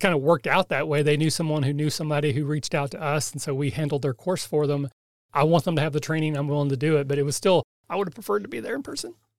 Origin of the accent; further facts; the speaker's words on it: Kentucky, United States; I'm from Kentucky, so I barely speak English